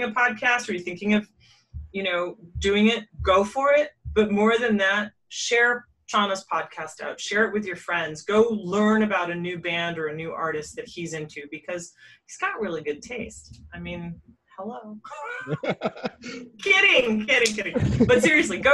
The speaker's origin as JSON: {"language": "English", "country": "United States", "tie": "born or raised there", "said": "When I was growing up in the States"}